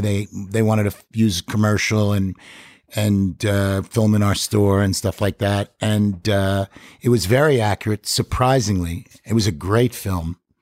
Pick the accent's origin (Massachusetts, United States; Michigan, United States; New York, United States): New York, United States; Five Towns, South Shore, Long Island; where I'm from in New York